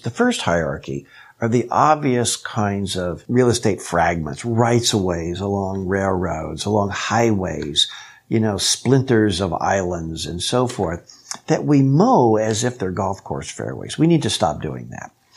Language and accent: English; Kansas, United States; I was raised in Kansas